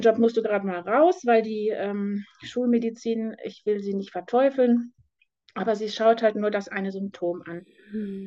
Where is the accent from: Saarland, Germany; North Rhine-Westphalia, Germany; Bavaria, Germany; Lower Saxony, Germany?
North Rhine-Westphalia, Germany; Detmold; ich komme aus Detmold. Im Moment bin ich noch